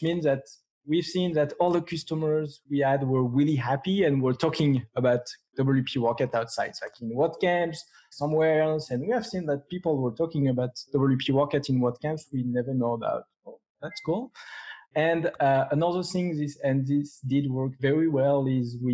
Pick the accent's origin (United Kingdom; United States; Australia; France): France; English is a second language; with my strong accent, I'm from France.